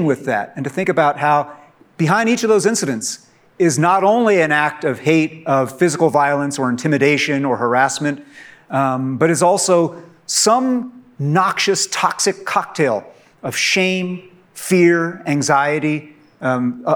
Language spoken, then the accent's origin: English; Poughkeepsie, New York, United States; I'm from Poughkeepsie.